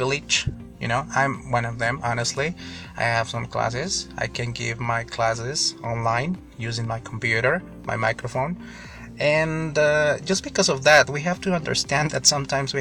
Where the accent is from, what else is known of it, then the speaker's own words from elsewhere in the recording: Mexico; English is a second language; I'm from Mexico